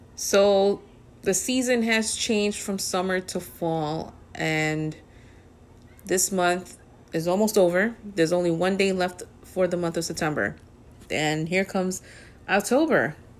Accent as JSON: {"language": "English", "town": "New York City", "region": "New York", "country": "United States", "tie": "born or raised there", "said": "Born and raised in the Bronx"}